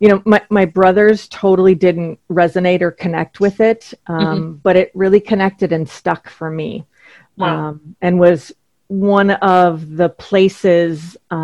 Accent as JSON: {"language": "English", "town": "Duluth", "region": "Minnesota", "country": "United States", "tie": "born or raised there", "moved": "yes", "lives_now": "Kennebunk, United States", "said": "grew up in Duluth, Minnesota, which is right on Lake Superior"}